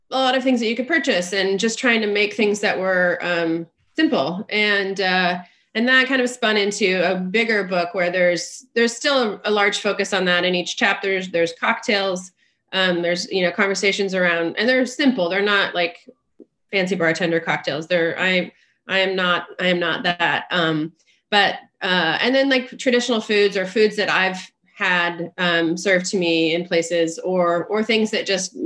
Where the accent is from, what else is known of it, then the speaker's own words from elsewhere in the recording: the Northwest, Pacific Northwest, United States; I'm from the Northwest